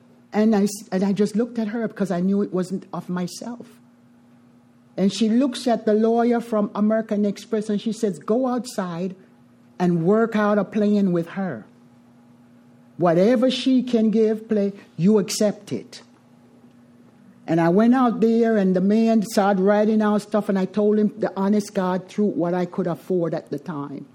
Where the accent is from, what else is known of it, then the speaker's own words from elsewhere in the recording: Jamaica; I am from Jamaica, a family of nine. Seventh child